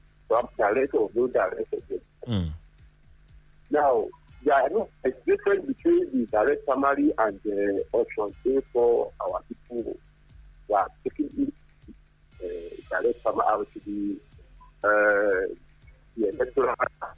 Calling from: Anambra, Nigeria; In Anambra.

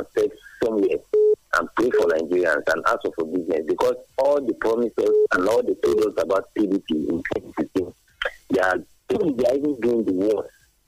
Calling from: Addis Ababa, Ethiopia

